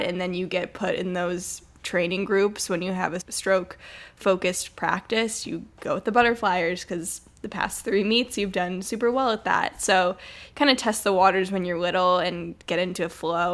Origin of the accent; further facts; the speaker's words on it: Detroit, Michigan, United States; I grew up in Metro Detroit, Michigan in a pretty suburban area